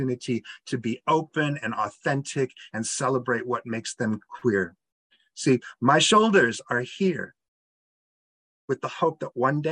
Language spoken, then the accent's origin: English; outside of Peoria, Illinois, United States; moved away; I grew up outside of Peoria.